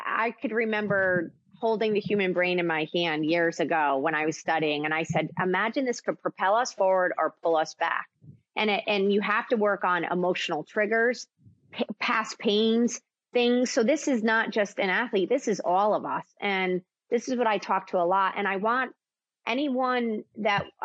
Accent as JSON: {"language": "English", "region": "East Coast", "country": "United States", "tie": "born or raised there", "also_born_or_lived": "Connecticut / New York", "moved": "as an adult", "lives_now": "Nashville, United States", "said": "I grew up in Connecticut and New York in the East Coast, and then I moved down to Nashville"}